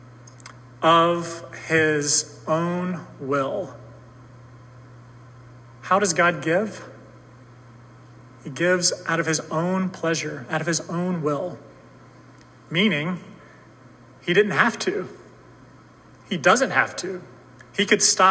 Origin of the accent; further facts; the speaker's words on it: the South, United States; I grew up in the South, so I listened to country music growing up